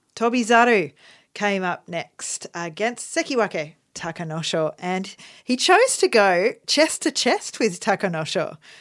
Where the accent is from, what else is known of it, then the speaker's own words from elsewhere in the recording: Australia; we're Australian